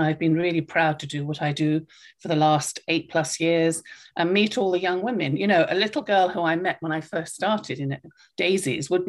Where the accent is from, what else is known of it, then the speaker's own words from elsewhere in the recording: United Kingdom; moved away as an adult; now in Illinois, United States; everybody can probably tell from my accent that I grew up in the UK